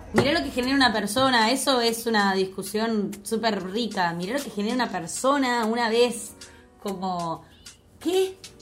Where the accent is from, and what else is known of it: Argentina; moved away as an adult; also born or lived in London, England